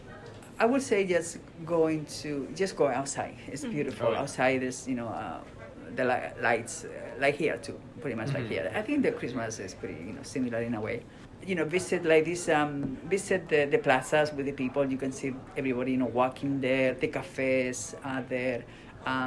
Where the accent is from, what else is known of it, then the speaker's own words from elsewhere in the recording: Spain; now in United States; when I was growing up in Spain